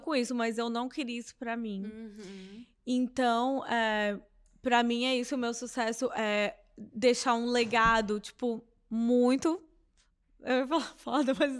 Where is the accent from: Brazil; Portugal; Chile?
Brazil; moved away; Eu cresci numa cidade pequena no Brasil, em Nanu, que é divisa com a Bahia